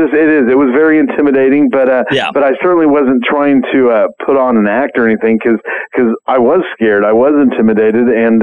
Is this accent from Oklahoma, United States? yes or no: yes; Oklahoma, United States; We did noodling here in my home state of Oklahoma.